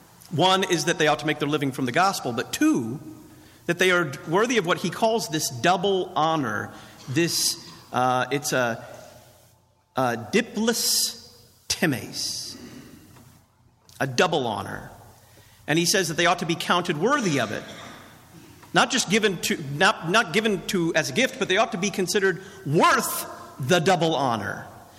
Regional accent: Texas, United States; I came from Texas, and where I come from, you don't pay stable boys that much.

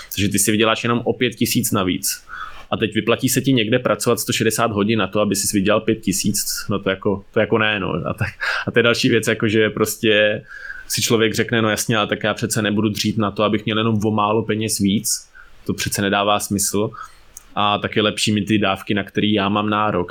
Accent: Ústí nad Labem, Ústí nad Labem Region, Czechia; já jsem teda vyrůstal v Ústí

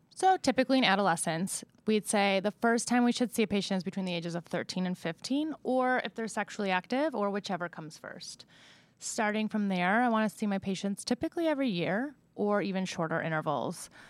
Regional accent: Buffalo, New York, United States; moved away as an adult; also born or lived in Rochester, New York / Kansas City / Columbus, Ohio / Marion, Ohio; now in Ohio, United States; I'm originally from Buffalo, New York

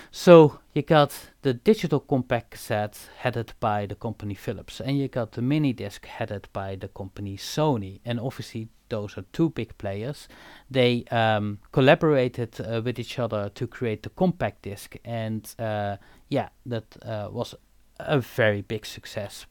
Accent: Eindhoven, North Brabant, Netherlands; I am born and raised in Eindhoven

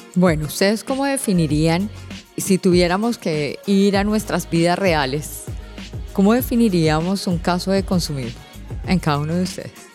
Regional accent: Colombia; now in Panama; en mi país, en Colombia

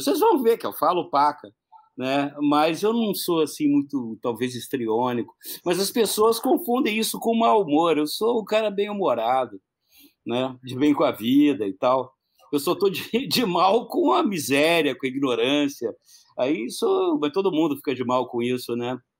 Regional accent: Curitiba, Paraná, Brazil; eu sou do Paraná, sou de Curitiba

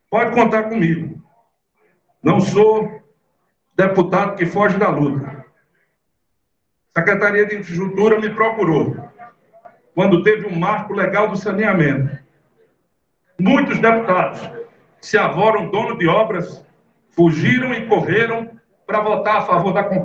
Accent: Pernambuco, Brazil; minha terra e do meu estado de Pernambuco

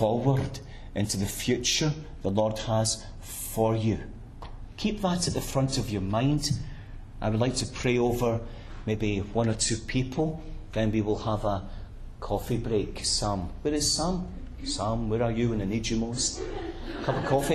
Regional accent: Glasgow, Scotland, United Kingdom; I grew up in a very poor working-class district in Glasgow

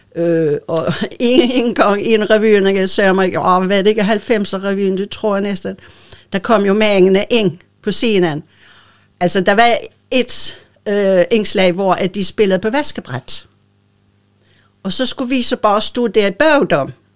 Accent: Bornholm, Capital Region of Denmark, Denmark; accent: old Bornholmsk

